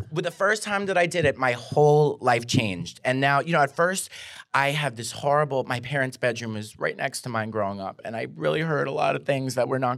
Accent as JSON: {"language": "English", "region": "New York", "country": "United States", "said": "and I went into Dunkin' Donuts because I'm from New York"}